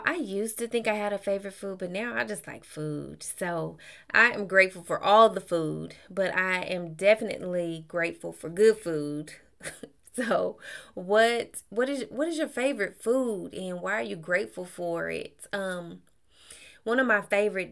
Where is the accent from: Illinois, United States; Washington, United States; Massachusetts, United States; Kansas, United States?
Kansas, United States; also born or lived in Texas; now in Georgia, United States; I'm from Kansas